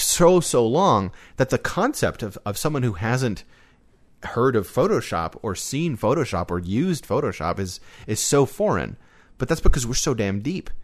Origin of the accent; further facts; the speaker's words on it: United States; as an American